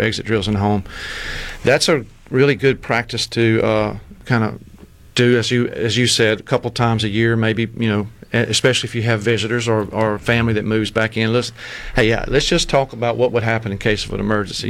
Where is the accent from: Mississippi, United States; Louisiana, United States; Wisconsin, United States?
Mississippi, United States; Clinton; I'm from Clinton originally.